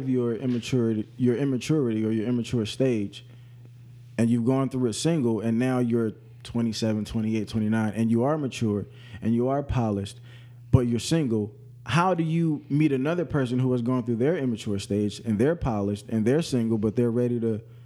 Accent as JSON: {"language": "English", "town": "St. Louis", "region": "Missouri", "country": "United States", "said": "I'm from St. Louis."}